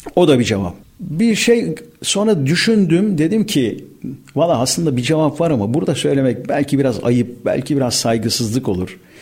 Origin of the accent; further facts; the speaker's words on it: Istanbul, Turkey; Ben Erzincan kökenli bir aileye mensubum. bin dokuz yüz elli yedi İstanbul Balat doğumluyum.